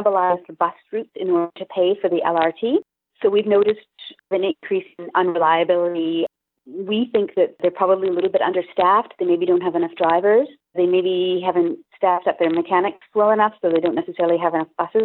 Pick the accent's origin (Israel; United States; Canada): Canada; Vancouver, British Columbia; moved away as an adult; also born or lived in Eastern Europe; now in Ottawa, Canada